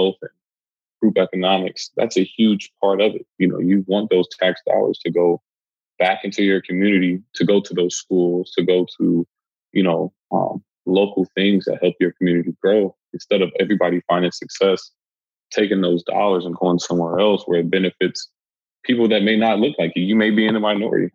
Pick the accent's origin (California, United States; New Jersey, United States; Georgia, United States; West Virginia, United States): California, United States; Los Angeles; I'm from South Central